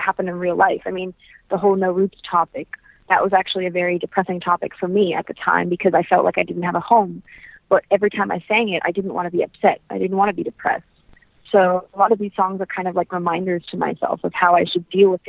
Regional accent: Canada; also born or lived in United States / England; We grew up in Canada, though, away from my grandparents.

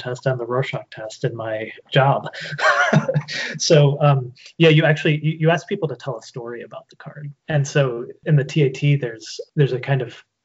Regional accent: Normal, Illinois, United States; I grew up in literally a town called Normal, Illinois.

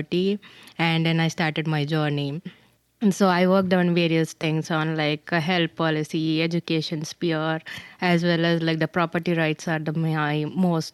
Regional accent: India; I'm from India

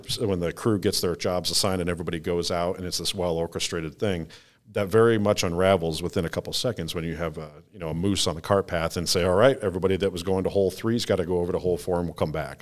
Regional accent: Hastings, Michigan, United States; grew up on the west side of Michigan, um, sort of southwest. Uh, if you drew a triangle between Battle Creek, Kalamazoo, and Grand Rapids, I'm right smack dab in the middle in Hastings.

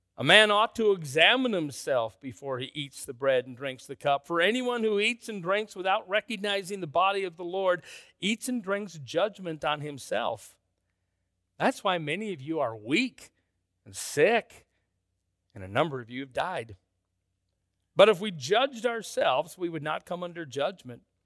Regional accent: Minneapolis, Minnesota, United States; I grew up in First Freeman, Minneapolis

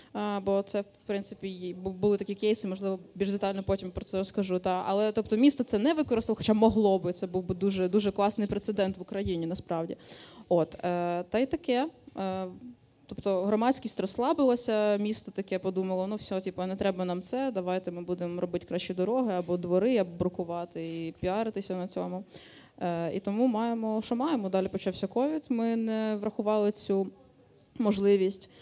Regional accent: Dnipro, Dnipropetrovsk Oblast, Ukraine; moved away as an adult; now in Ivano-Frankivsk, Ukraine; Я з Дніпра е, з 2000 13-го року чи 12-го року я велосипедна активістка в місті Дніпро

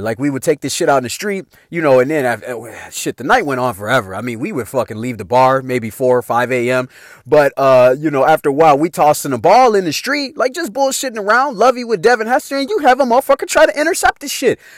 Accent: Chicago, Illinois, United States; moved away as an adult; now in Idaho, United States; my hometown of Chicago

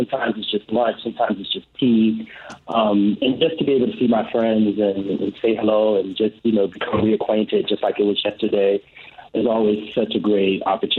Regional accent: Chicago, Illinois, United States; moved away; our annual March visit to my hometown

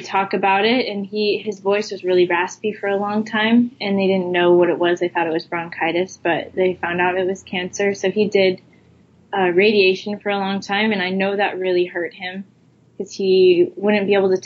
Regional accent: Idaho, United States; now in Hawaii, United States; I'm from Idaho originally.

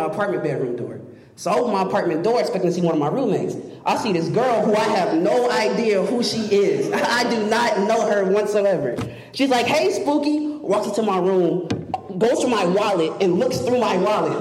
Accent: Murfreesboro, Tennessee, United States; moved away as an adult; now in Memphis, United States; I'm from Murfreesboro, but I've been here in Memphis for 4 years

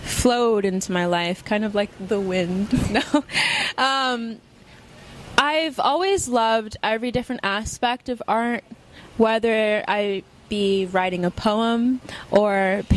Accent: Florida, United States; moved away; also born or lived in Texas; I'm from Florida.

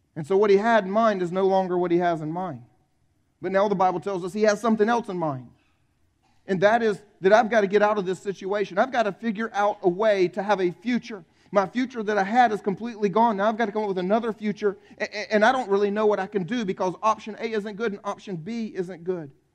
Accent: South Carolina, United States; I'm from South Carolina. I grew up here, born and raised here

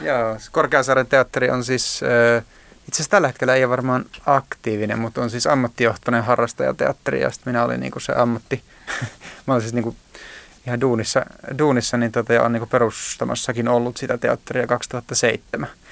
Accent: Joensuu, North Karelia, Finland; Mähän oon siis asunut lapsuuteni Pihkakuja-nimisellä nimisessä paikassa Joensuussa

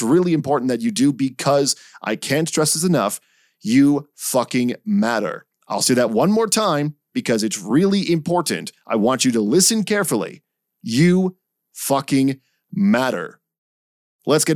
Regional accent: Canada; as a Canadian

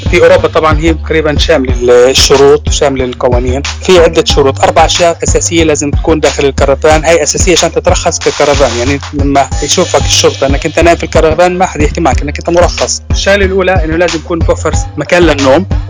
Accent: Nablus, West Bank, Palestine; moved away as an adult; now in Germany; أنا من فلسطين من مدينة نابلس طبعا طول عمري أنا عايش في فلسطين صار لي تقريبا ثلاث سنين مقيم في ألمانيا

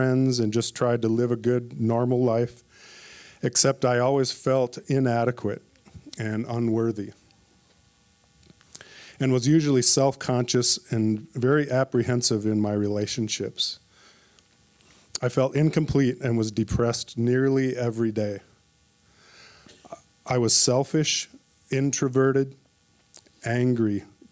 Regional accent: Minneapolis, Minnesota, United States; moved away as an adult; I was born and raised in Minneapolis, Minnesota, and I lived there for 47 years

